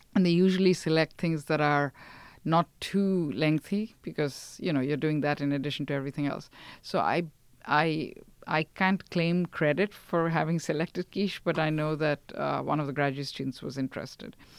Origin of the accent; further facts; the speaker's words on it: India; now in United States; growing up in India, since it was multilingual